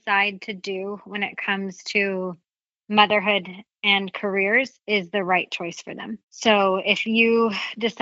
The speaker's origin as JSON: {"language": "English", "region": "the South", "country": "United States", "tie": "born or raised there", "said": "where I grew up in the South"}